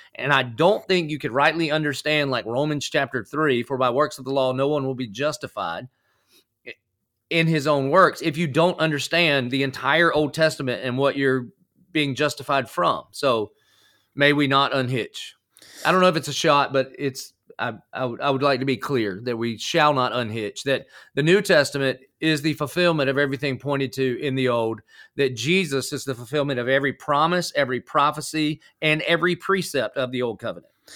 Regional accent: the South, United States; accent: country; now in Jacksonville, United States; I I grew up in the South, but I did not grow up at church.

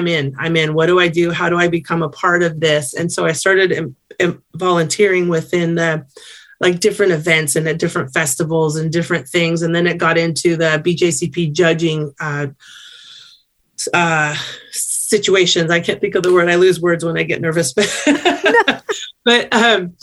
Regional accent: Sacramento, California, United States; I'm from Sacramento, California

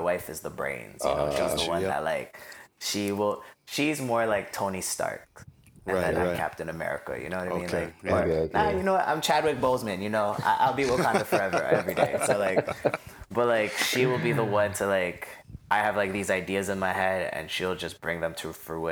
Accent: Toronto, Ontario, Canada; also born or lived in Scarborough, Toronto; growing up in Rexdale

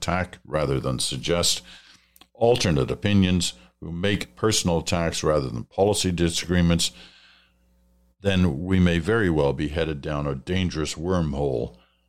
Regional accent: Canada; Gave me a lot of comfort, once again, about being a Canadian.

